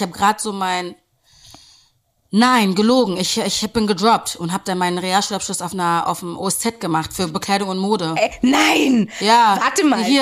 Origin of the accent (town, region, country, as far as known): Berlin, Germany; born or raised there